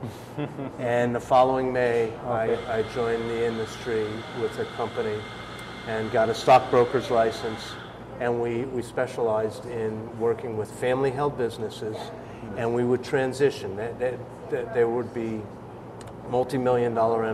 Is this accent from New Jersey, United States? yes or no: yes; New Jersey, United States; moved away as an adult; also born or lived in Utah / Sacramento, California; now in Central Oregon, United States; I'm from back east, New Jersey